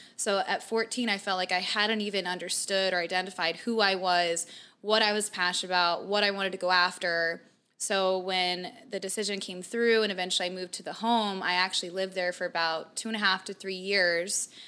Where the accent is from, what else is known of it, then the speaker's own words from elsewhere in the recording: Mesa, Arizona, United States; I grew up kind of in Mesa, kind of middle class